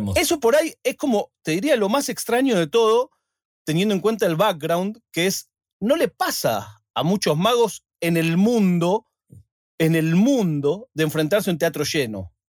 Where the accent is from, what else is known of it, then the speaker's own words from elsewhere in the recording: Argentina; yo soy argentino